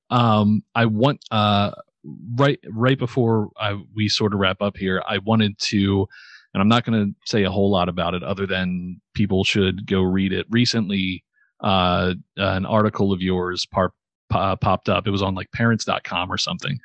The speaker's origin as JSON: {"language": "English", "area": "just outside of Baltimore", "region": "Maryland", "country": "United States", "said": "I am from just outside of Baltimore"}